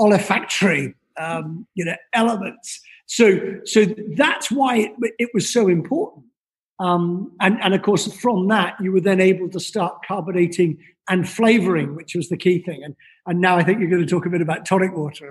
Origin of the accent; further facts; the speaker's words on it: Scotland, United Kingdom; also born or lived in London; now in New York, United States; originally from Scotland